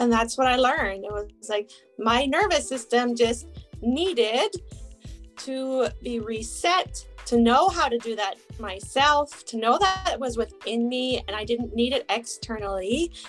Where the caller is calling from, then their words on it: British Columbia, Canada; I am joining from British Columbia, Canada.